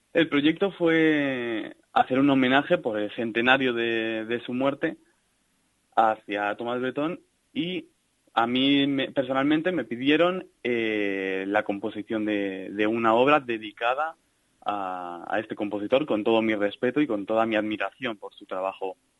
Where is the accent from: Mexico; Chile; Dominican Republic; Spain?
Spain; Salamanca, Castile and León; Yo soy de Salamanca.